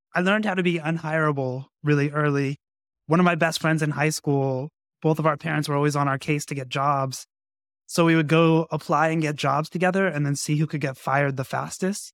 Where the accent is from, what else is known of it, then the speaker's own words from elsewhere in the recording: Las Vegas, Nevada, United States; I grew up in Las Vegas, so boxing was a big deal